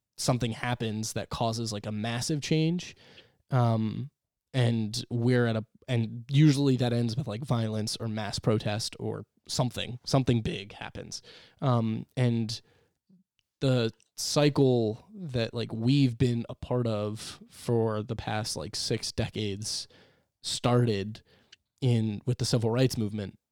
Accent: New York, United States; we are from New York

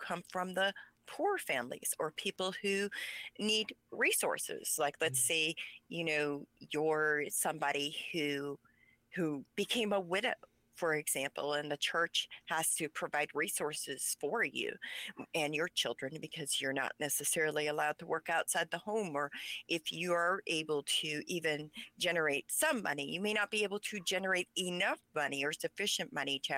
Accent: United States; first language Pennsylvania Dutch; English is a second language; PA Dutch is my primary language, so I had to go to school and learn English. That's where I learned English, is an Amish school

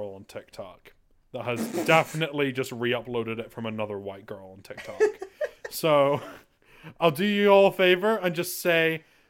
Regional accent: Ireland; I'm Irish.

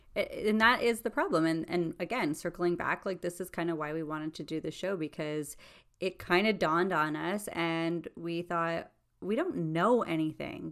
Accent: Toronto, Ontario, Canada; we're two girls from Scarborough, Ontario

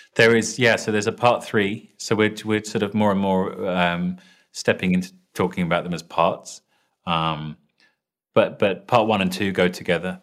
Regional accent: London, United Kingdom; accent: British; I'm British sounding, so I'm uh, from London

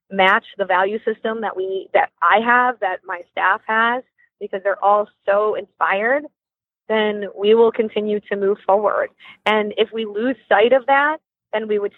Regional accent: Michigan, United States; also born or lived in India; and we're from Michigan.

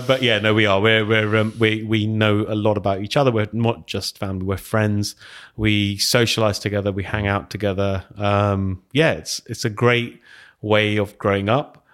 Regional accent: Hounslow, London, United Kingdom; also born or lived in Heston; I grew up over in Hounslow.

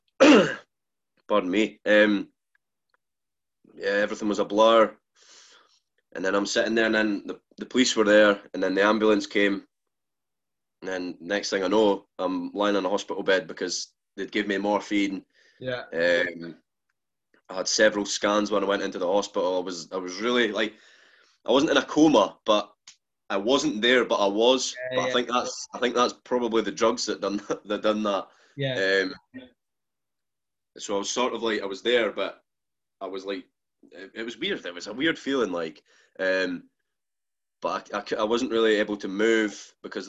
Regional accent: Fife, Scotland, United Kingdom; I stay in Fife. I stay in a wee village

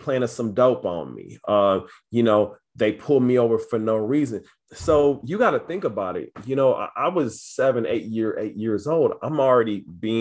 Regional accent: Kansas City, Missouri, United States; So I'm from Kansas City, Missouri. I'm from Southside. It's, you know, fairly rough neighborhood

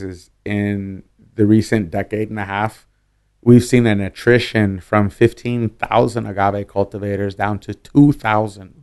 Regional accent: Oakland, California, United States; also born or lived in San Francisco / Berkeley; I'm a Bay Area kid. I, I was raised in Berkeley and Oakland

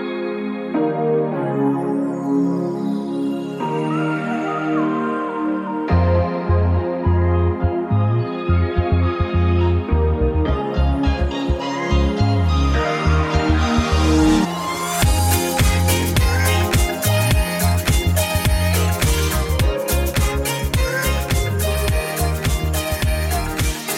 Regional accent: Australia; we're Australian.

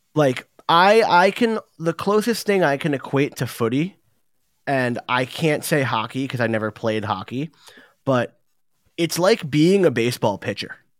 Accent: England, United Kingdom; now in New Jersey, United States; I'm English, I'm sitting in New Jersey in the United States

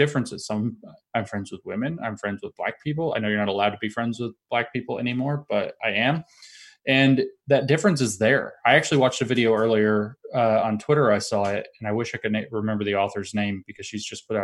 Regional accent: Appalachia, United States; I'm from Appalachia.

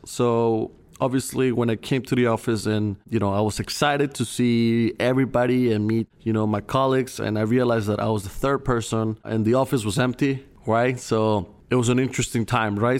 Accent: Colombia; moved away as an adult; now in United States; I'm originally from Colombia. I moved to the States in two thousand fifteen

